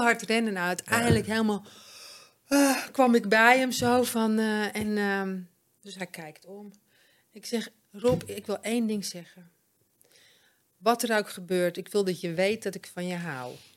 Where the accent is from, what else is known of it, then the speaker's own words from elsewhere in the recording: Amsterdam, North Holland, Netherlands; moved away; also born or lived in Bloemendaal / Alkmaar / Egmond aan Zee; ik kom van oorsprong uit Amsterdam, maar wij waren altijd aan zee